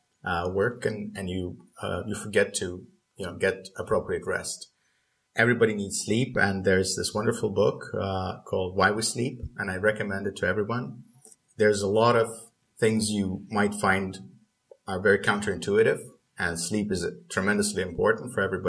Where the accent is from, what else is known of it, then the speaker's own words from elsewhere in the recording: Estonia; I'm from Estonia